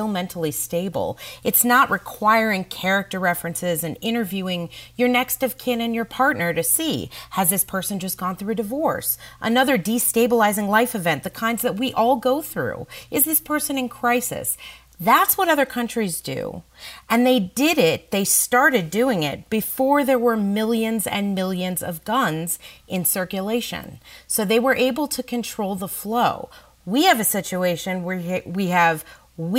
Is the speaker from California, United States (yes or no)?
yes; California, United States; now in New York, United States; I grew up in California